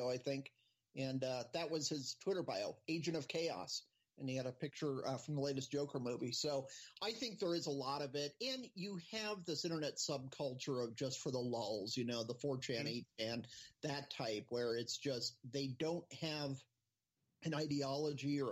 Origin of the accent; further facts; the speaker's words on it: Phoenix, Arizona, United States; growing up in Phoenix, we didn't have a pro team